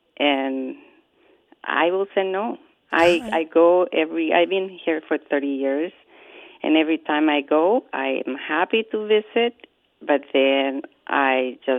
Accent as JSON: {"language": "English", "country": "Guatemala", "tie": "born or raised there", "moved": "as an adult", "lives_now": "Minneapolis, United States", "said": "I grew up in Guatemala."}